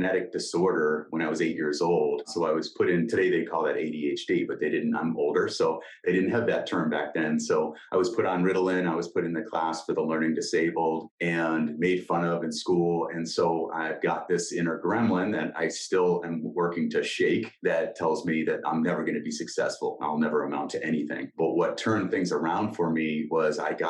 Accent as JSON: {"language": "English", "town": "Boston", "region": "Massachusetts", "country": "United States", "tie": "born or raised there", "moved": "as an adult", "lives_now": "California, United States", "said": "I grew up in Boston"}